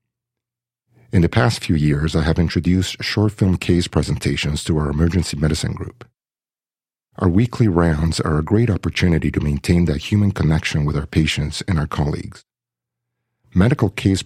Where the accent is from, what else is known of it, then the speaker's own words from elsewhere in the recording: Mexico City, Mexico; also born or lived in Kingston, Canada; now in Canada; I was born and raised in Mexico City and immigrated to Canada with my family in 1982